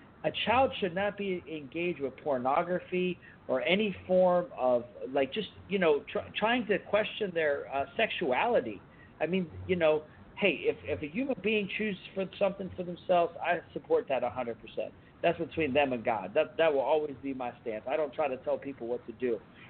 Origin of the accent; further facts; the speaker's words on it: Fort Benning, Georgia, United States; born there; I was born in Fort Benning, Georgia, but he got out of the military when I was 5.